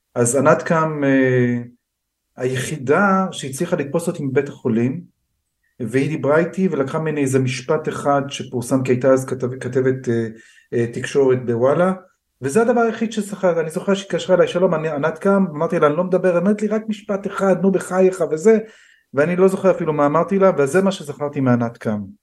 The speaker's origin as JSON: {"language": "Hebrew", "country": "Israel", "also_born_or_lived": "United States", "said": "אני ישראלי הייתי גם בארצות הברית ונשארתי ישראלי"}